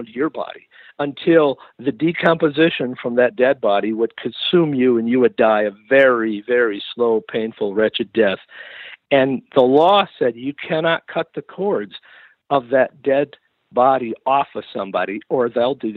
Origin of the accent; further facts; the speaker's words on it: Western New York, United States; moved away; I grew up in legalism in Western New York.